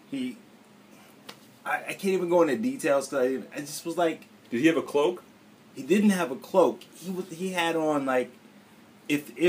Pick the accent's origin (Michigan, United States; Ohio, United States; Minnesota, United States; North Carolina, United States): Ohio, United States; Cleveland; now in Ardmore, United States; But I but you know that my mind right now is in Cleveland.